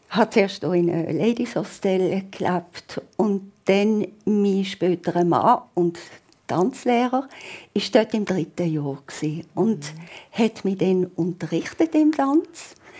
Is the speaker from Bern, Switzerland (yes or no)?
no; Basel, Basel-Stadt, Switzerland; accent: Basel German; ich bin halt hier aufgewachsen in Basel